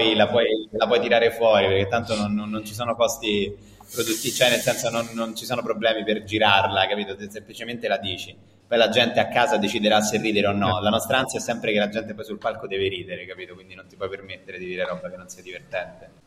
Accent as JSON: {"language": "Italian", "town": "Rome", "region": "Lazio", "country": "Italy", "said": "nato e cresciuto a Roma, poi Roma ti manca. Nonostante eh, tutto, eh, sì, nonostante siamo una città devastata"}